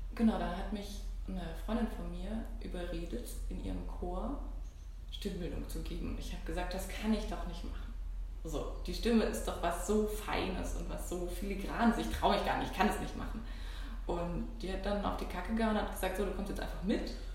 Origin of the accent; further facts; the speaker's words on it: Southern Germany, Germany; Ich komme aus Süddeutschland.